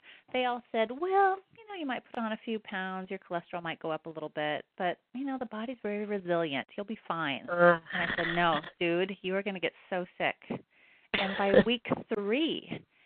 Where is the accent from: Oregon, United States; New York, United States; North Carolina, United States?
Oregon, United States; I come from Oregon.